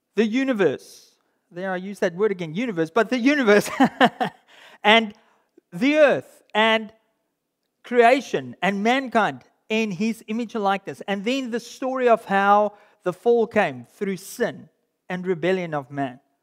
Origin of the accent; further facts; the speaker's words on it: South Africa; being a South African, I grew up in uh, in a school and in a cultural context where rugby was everything